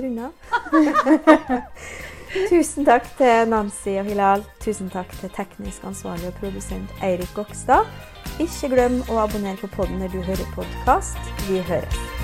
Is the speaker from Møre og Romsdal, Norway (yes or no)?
yes; Nordmøre, Møre og Romsdal, Norway; accent: Nordmøre dialect